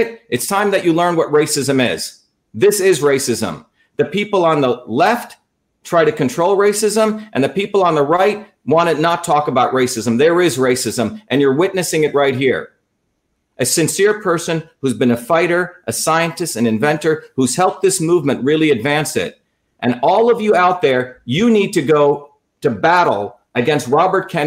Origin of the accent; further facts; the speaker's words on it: India; moved away; I came as an untouchable from India.